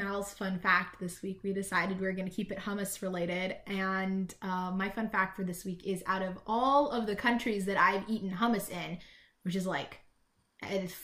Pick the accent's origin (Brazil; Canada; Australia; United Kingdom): Canada; British Columbia; I'm British Columbian, but also we're the hippies of Canada